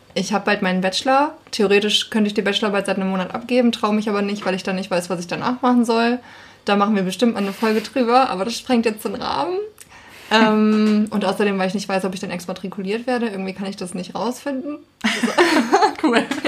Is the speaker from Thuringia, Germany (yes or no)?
yes; Thuringia, Germany; moved away as an adult; now in Hamburg, Germany; ich bin keine Hamburgerin. Ich komme aus Thüringen